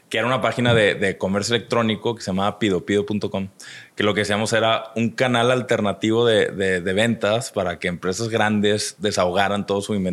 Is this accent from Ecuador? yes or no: no; Monterrey, Nuevo León, Mexico; also born or lived in Chicago / United States; soy de Monterrey, nací en el 82. Este, entonces ya tengo 39 años, este es el año donde cumplo 40. Uy. Este, eh, pero crecí aquí, aunque sí tuve mis etapas donde estuve fuera por ratitos, ¿no? trabajé fuera un ratito en Chicago